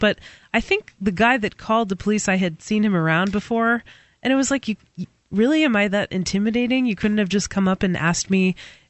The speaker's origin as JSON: {"language": "English", "region": "New Hampshire", "country": "United States", "said": "I happen to be born in New Hampshire, so I'm a New Hampshirean. And I'm an American."}